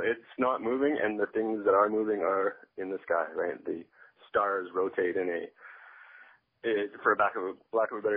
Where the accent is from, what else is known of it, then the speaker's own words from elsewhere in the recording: Northern Ontario, Canada; I was raised in Northern Ontario